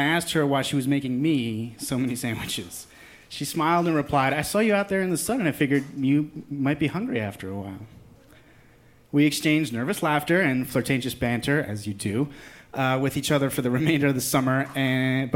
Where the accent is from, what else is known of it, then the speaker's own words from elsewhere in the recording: New Jersey, United States; I was from New Jersey rather than New York